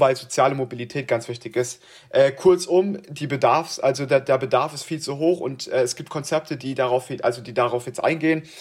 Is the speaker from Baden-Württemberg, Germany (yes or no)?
no; Kaiserslautern, Rhineland-Palatinate, Germany; moved away as an adult; now in Northfield, United States; ich komme aus Kaiserslautern, ich bin 19 Jahre alt, Kaiserslautern, Rheinland-Pfalz